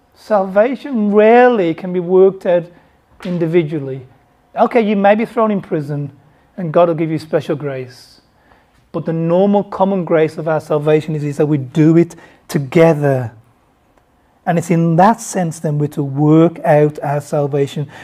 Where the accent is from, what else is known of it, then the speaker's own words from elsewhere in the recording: Bangladesh; I was born in Bangladesh